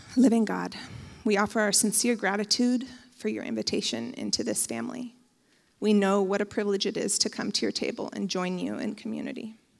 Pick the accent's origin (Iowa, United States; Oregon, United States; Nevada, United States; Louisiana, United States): Oregon, United States; Bend; I grew up in Bend, and I went to basically every church in Bend as a teenager